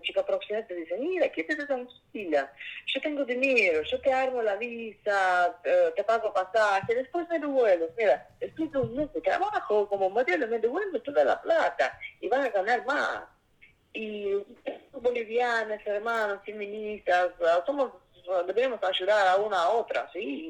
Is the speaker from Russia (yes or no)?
yes; Saint Petersburg, Russia; Spanish is a second language; moved away; soy de origen ruso, de San Petersburgo